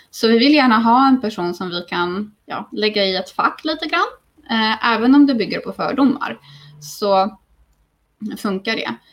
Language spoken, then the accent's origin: Swedish; Småland, Sweden; accent: Småland dialect; Eh, trots att jag vet att jag pratar mer stockholmska just nu och att liksom min eh, småländska sådär.